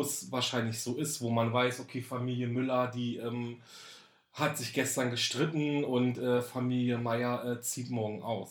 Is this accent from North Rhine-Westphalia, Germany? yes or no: no; Berlin, Germany; Also ich bin ja in Berlin geboren. Ich bin tatsächlich ein waschechter Berliner. Ja, Berlin geboren, raised and born in Berlin